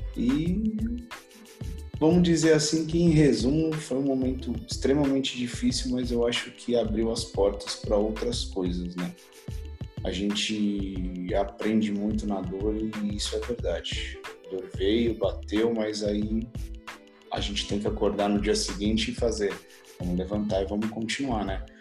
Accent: São Paulo, Brazil; sou nascido em São Paulo, filho do seu João e da dona Rita

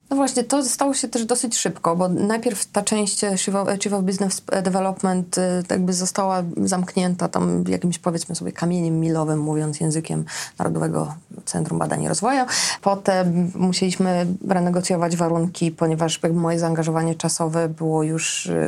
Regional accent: Srebrna Góra, Lower Silesian Voivodeship, Poland; moved away; Ja pochodzę ze wsi, z miejscowości, która nazywa się Srebrna Góra, tam jest 600 mieszkańców

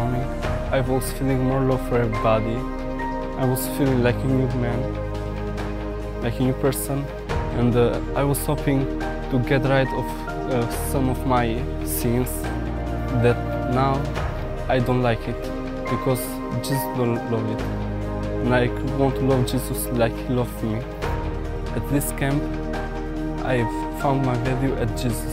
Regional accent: Albania; I came from Albania, from a Muslim family

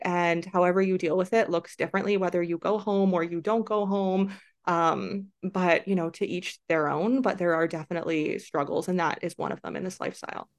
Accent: Canada; moved away as an adult; also born or lived in China; I am from Canada

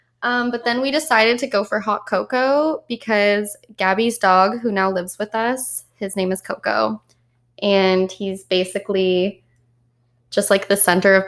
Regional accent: Edmonton, Alberta, Canada; moved away as an adult; now in Toronto, Canada; I'm from Edmonton, Alberta, and I moved to Toronto 2 years ago on my 18th birthday

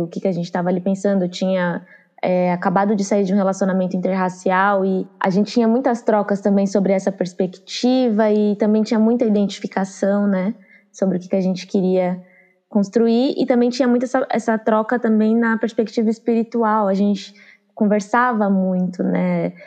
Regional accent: São Paulo, Brazil; also born or lived in Juazeiro, Bahia / Curaçá, Bahia / Santo André; depois a gente foi para a Zona Sul de São Paulo e eu passei a maior parte da minha infância

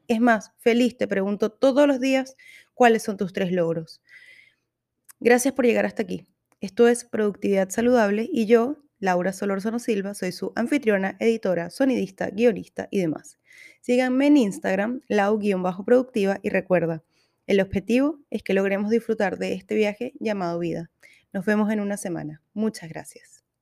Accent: Venezuela; moved away as an adult; now in Santiago, Chile; Soy venezolana. Vivo en Santiago de Chile desde hace un poco más de cinco años.

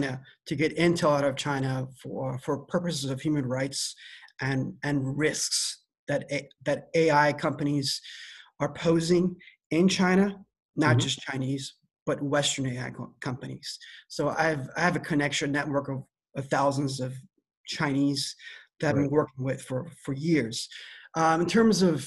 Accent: Iran; also born or lived in East Coast, United States / Midwest, United States; now in California, United States; My background is Iranian. I was born in Iran

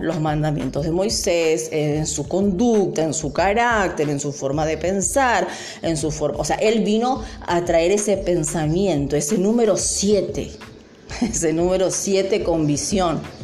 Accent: Argentina; nosotros también como argentinos

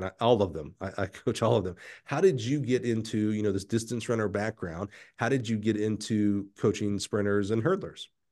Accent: Alabama, United States; I'm from Alabama

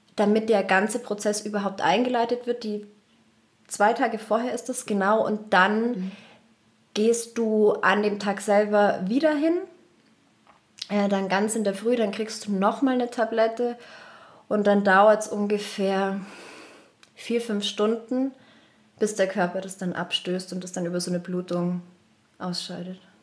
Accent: Munich, Bavaria, Germany; ich bin aus München

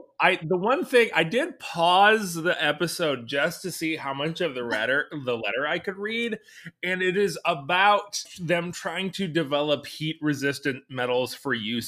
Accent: Midwest, United States; moved away; as a person who grew up in the Midwest

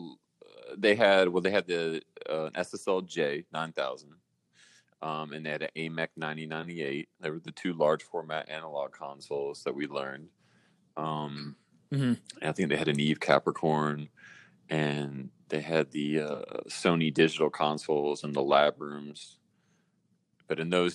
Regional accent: Raleigh, North Carolina, United States; moved away as an adult; also born or lived in New York; I'm from Raleigh, North Carolina, originally. I left in 2001 to go to Full Sail

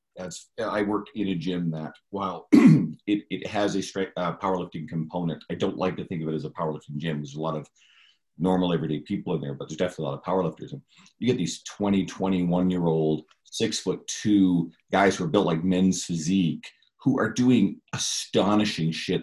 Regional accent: Newfoundland and Labrador, Canada; moved away; we're both originally from Newfoundland

